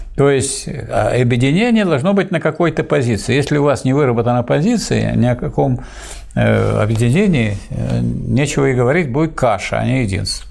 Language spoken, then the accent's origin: Russian; Saint Petersburg, Russia; как ленинградец